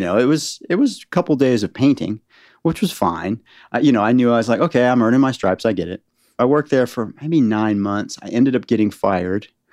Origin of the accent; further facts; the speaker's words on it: Northern Virginia, United States; moved away as an adult; also born or lived in San Francisco Bay Area / Los Angeles; now in Nashville, United States; I grew up in Northern Virginia